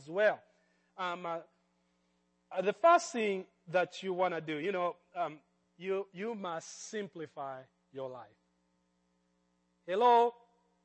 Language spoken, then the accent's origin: English; Kenya; moved away; I grew up in Kenya